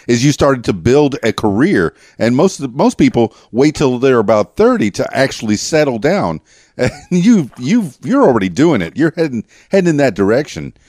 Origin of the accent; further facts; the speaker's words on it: Miami, Florida, United States; I'm from Miami